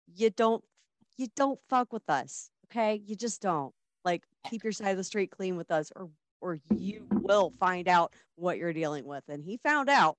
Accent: Midwest, United States; I'm from the Midwest.

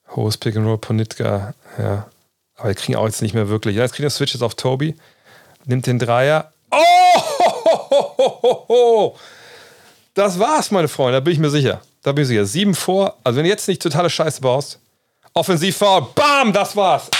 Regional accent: Germany; als Deutscher

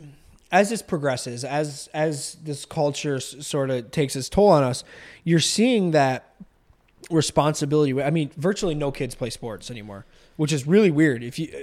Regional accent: Saranac, New York, United States; also born or lived in Jamestown, New York; where I grew up in Saranac

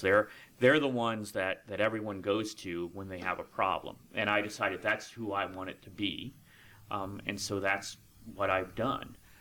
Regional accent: Lucketts, Virginia, United States; moved away as an adult; also born or lived in Tuscaloosa, Alabama; now in West Virginia, United States; I actually grew up in a little town right outside of Leesburg called Luckett's, Virginia

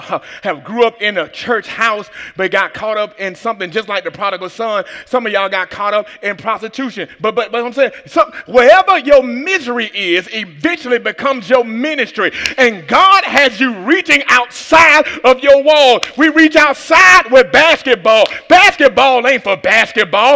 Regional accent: Atlanta, Georgia, United States; I'm from Atlanta

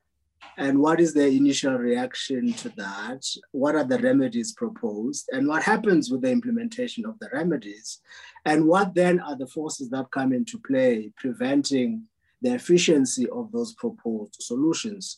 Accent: Port Elizabeth, Eastern Cape, South Africa; moved away; PE, I'm from PE, it's my hometown, born and raised, and still have a home visit there quite regularly.

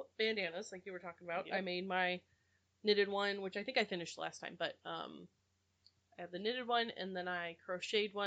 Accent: Fillmore, California, United States; I grew up in Fillmore

